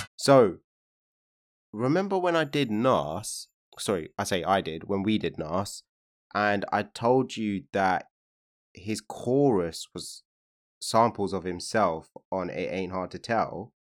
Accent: Hounslow, London, United Kingdom; I'm from Hounslow

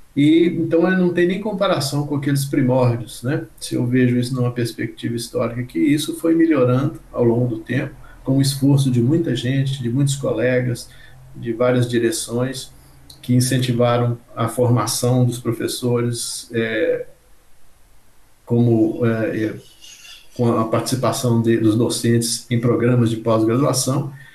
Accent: Diamantina, Minas Gerais, Brazil; eu nasci em Diamantina, Minas Gerais, e vivi num, num ambiente onde que circulavam na minha casa muitos profissionais

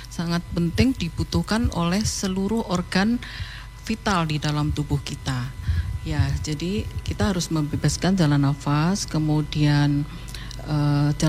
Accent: Ponorogo, East Java, Indonesia; saya dari uh, asalnya dari Ponorogo.

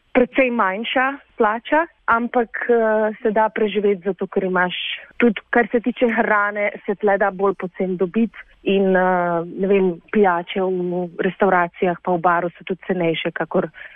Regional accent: Slovenia; moved away as an adult; also born or lived in Prague, Czech Republic; now in Czech Republic; nas, slovencev, ki pač angliško govorimo, vsi

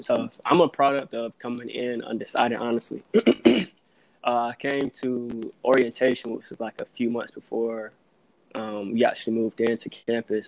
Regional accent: Virginia, United States; moved away as an adult; also born or lived in North Carolina; now in Atlanta, United States; born and raised in Virginia went to school in North Carolina.

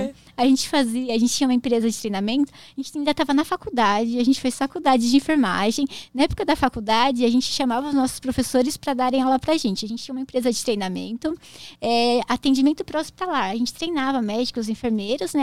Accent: Jundiaí, São Paulo, Brazil; eu sou de Jundiaí

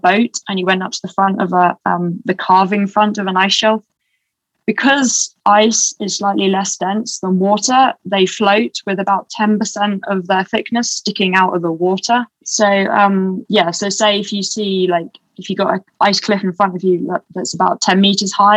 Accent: England, United Kingdom; accent: English; now in Boulder, United States; my English accent

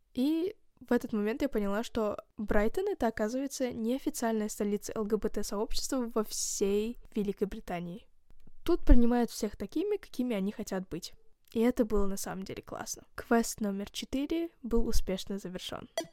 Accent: Kazakhstan; я из Казахстана

